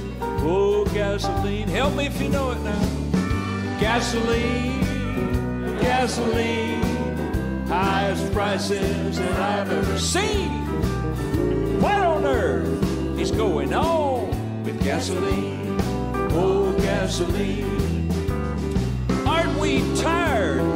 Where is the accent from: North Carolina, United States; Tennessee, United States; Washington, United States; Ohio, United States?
North Carolina, United States; From my home state of North Carolina